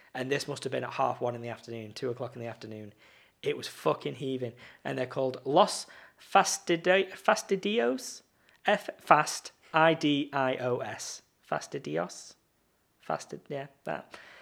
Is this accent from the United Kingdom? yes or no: yes; Blackpool, North West England, United Kingdom; I'm in Blackpool, like, I'm in my hometown